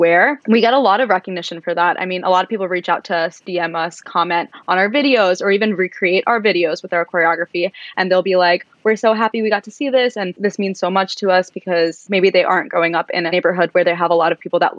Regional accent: New York City, New York, United States; we grew up in Brooklyn, New York, where there's a huge Russian community there

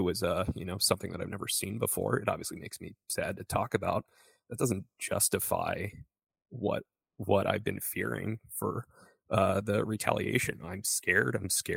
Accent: DC area, Maryland, United States; also born or lived in Israel; now in Chicago, United States; I actually wasn't born in Israel. I lived there when I was a baby for about a year. I was born in the United States in the DC area in Maryland.

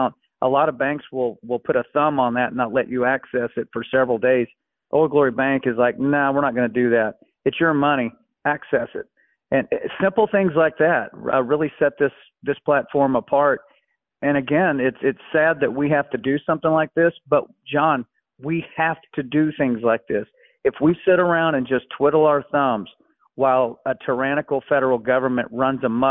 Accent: United States; I'm an American

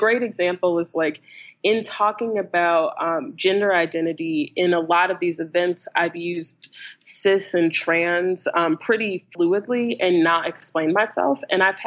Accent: the American South, United States; I grew up in the American South. I am black and queer living in North Carolina

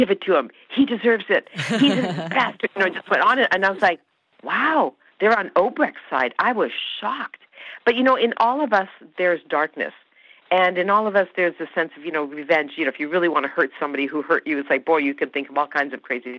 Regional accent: Canada; born or raised there; first language Hungarian

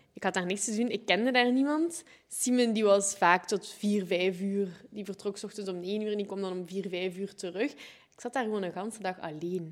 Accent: Sint-Truiden, Flanders, Belgium; moved away; also born or lived in Ghent / Zwolle; Ik ben geboren in Sint-Truiden

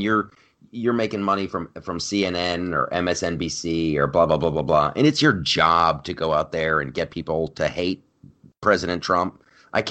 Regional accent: California, United States; moved away as an adult; now in New York, United States; my home state, but I might actually be back in California

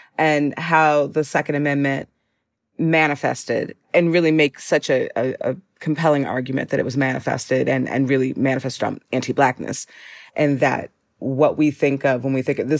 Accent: Minneapolis, Minnesota, United States; now in Chicago, United States; I'm from Minneapolis. I'm from the Twin Cities

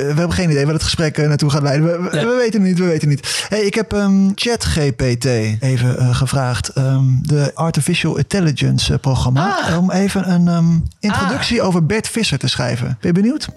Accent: Veendam, Groningen, Netherlands; ik kom ook uit Vindam.

